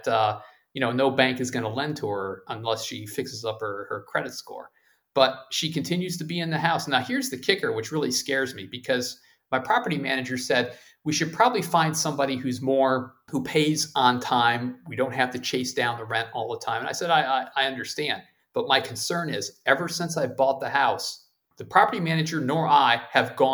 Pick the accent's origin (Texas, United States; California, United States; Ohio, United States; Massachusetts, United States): Ohio, United States; moved away; my home state of Ohio